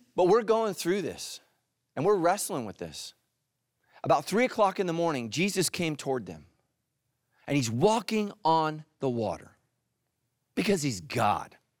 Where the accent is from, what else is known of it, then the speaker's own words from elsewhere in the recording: California, United States; I'm not from the South. I'm from California, I promise you, my whole life